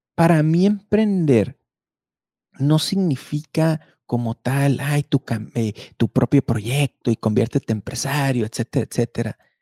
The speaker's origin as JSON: {"language": "Spanish", "country": "Mexico", "said": "nos hace muy fuertes a los mexicanos"}